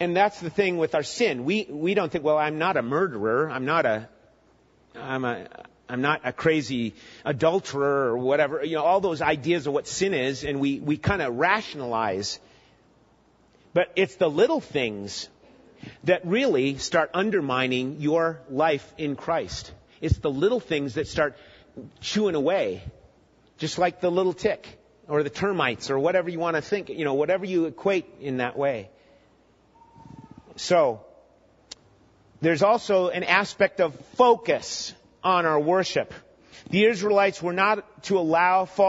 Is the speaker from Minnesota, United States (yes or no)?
yes; Minnesota, United States; I grew up in Minnesota